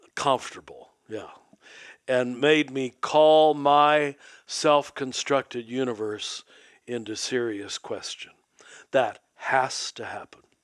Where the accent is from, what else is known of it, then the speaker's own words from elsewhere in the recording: Kansas, United States; I was raised in Kansas